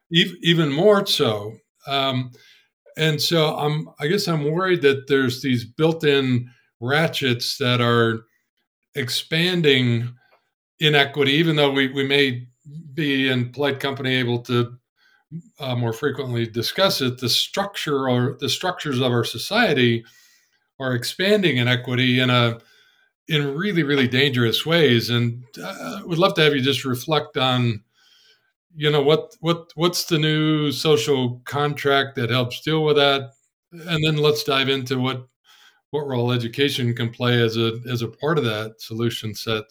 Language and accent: English; Ann Arbor, Michigan, United States; I was born and raised in Ann Arbor